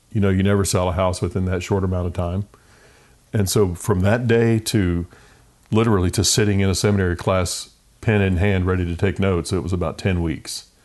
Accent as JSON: {"language": "English", "town": "Richmond", "region": "Virginia", "country": "United States", "tie": "born or raised there", "also_born_or_lived": "Raleigh, North Carolina / Del Rio, Texas", "moved": "as an adult", "said": "I grew up in Richmond, Virginia. Only child"}